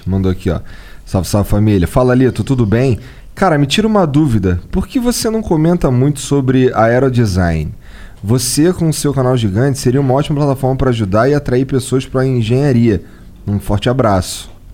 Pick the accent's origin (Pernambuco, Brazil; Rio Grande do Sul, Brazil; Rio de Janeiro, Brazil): Rio de Janeiro, Brazil; eu sou carioca